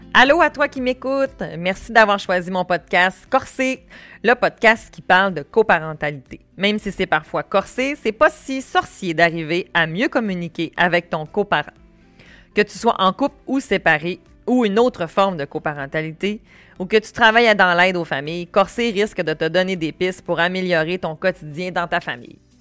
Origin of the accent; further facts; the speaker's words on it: Quebec, Canada; peut-être que mon accent n'est pas assez fort, mais je viens du Saguenay-Lac-Saint-Jean.